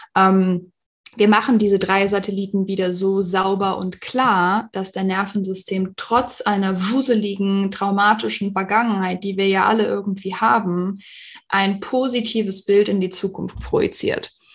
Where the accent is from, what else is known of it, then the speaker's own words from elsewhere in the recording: Düsseldorf, North Rhine-Westphalia, Germany; moved away as an adult; also born or lived in Arizona, United States; now in Phoenix, United States; ich bin ursprünglich aus Düsseldorf, ich hatte auch dort meine Praxis